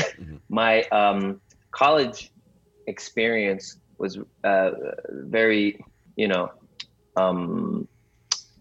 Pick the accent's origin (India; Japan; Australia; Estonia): Japan; also born or lived in United States; I am, of Korean descent, third generation Korean, to be exact, born and raised in Japan, went to international school in Japan